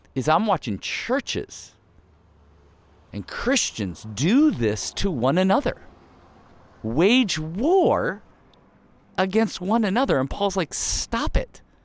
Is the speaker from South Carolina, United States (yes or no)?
no; Ohio, United States; I grew up in the Midwest, uh, in Ohio